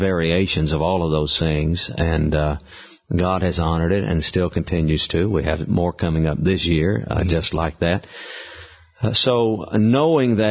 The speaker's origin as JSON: {"language": "English", "region": "the South", "country": "United States", "tie": "born or raised there", "said": "growing up in the South"}